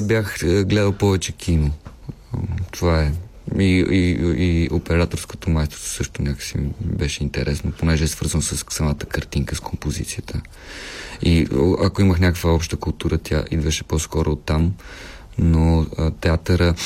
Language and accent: Bulgarian; Pernik, Pernik Province, Bulgaria; като дете аз съм от Перник и като дете си спомням някои постановки